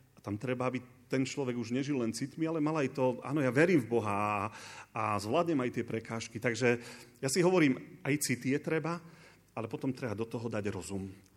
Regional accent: Bačkovík, Košice Region, Slovakia; Som chalan z dediny a moja žena by už ma opravila, že už nie si chalan, veď už máš 43 rokov, tá čo to rozprávaš. Uh, som z Bačkovika.

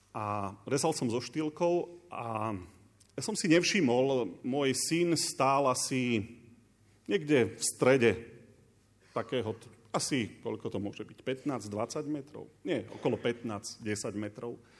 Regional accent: Bačkovík, Košice Region, Slovakia; Som chalan z dediny a moja žena by už ma opravila, že už nie si chalan, veď už máš 43 rokov, tá čo to rozprávaš. Uh, som z Bačkovika.

